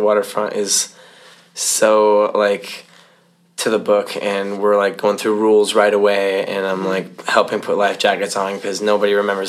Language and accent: English; Nebraska, United States; I'm from Nebraska.